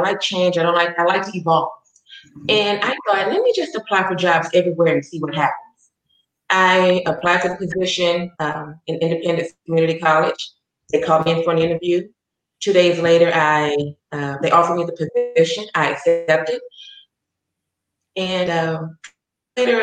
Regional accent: Chattanooga, Tennessee, United States; moved away as an adult; also born or lived in Atlanta, Georgia; now in Kansas, United States; I'm from Chattanooga, Tennessee, so I was raised with diversity

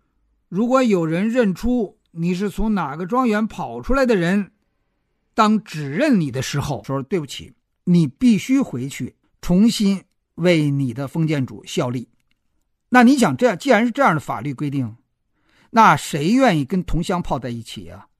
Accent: China; 就像我们中国人不太知道志愿组织是个什么东西一样

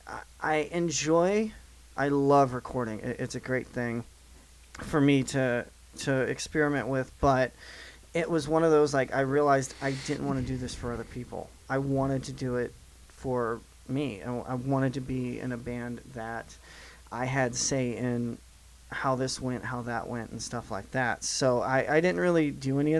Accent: Southeast Missouri, United States; moved away as an adult; now in Nashville, United States; I'm from Southeast Missouri for those that don't know, so I'm moved about 5 hours away from home after college, and wound up in Nashville

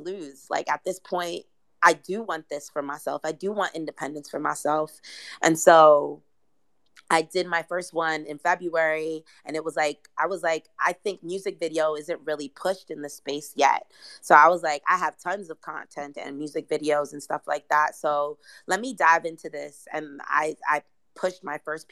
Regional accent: New York City, New York, United States; I'm from Brooklyn

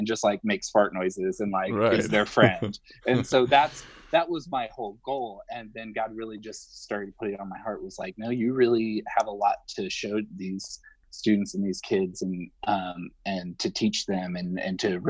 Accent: Northern Indiana, United States; moved away as an adult; now in Nashville, United States; I'm originally from Northern Indiana, and my wife and I moved to Nashville 3 years ago

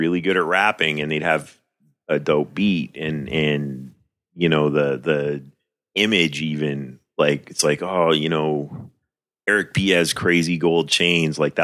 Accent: Vancouver, British Columbia, Canada; now in Toronto, Canada; I was living in Vancouver. I'm from Vancouver.

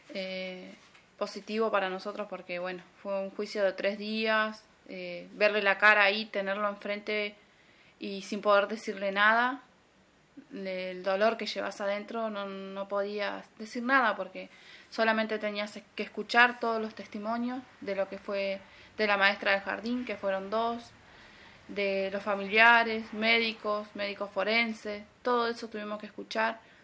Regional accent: El Bolsón, Río Negro, Argentina; soy de acá de Bolsón, Río Negro, Argentina

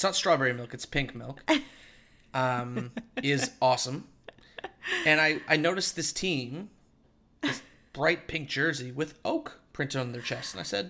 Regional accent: Canada; now in Australia; Growing up in Canada, we didn't have it

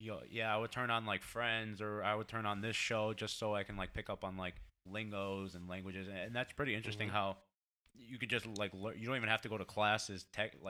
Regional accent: Waterbury, Connecticut, United States; first language Portuguese; English is a second language; Waterbury, baby. St. Mary's, baby. Waterbury, Connecticut

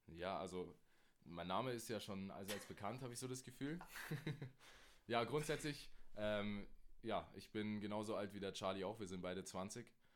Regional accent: Germany; bei uns in Deutschland

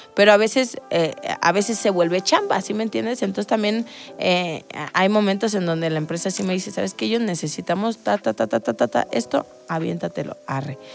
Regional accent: Salamanca, Guanajuato, Mexico; venimos del mismo lugar, somos de Salamanca

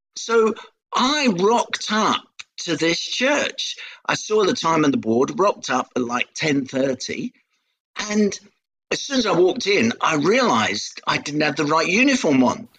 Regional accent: London, United Kingdom; accent: Cockney; I was born in Hackney under the sound of Bow Bells

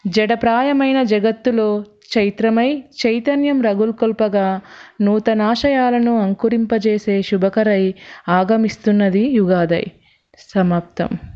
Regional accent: Karimnagar, Telangana, India; మాది కరీంనగర్

